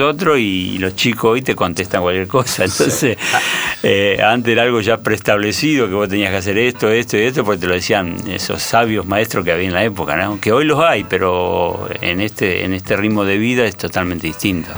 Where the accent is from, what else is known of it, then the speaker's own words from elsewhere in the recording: Argentina; nosotros somos, el argentino es deportista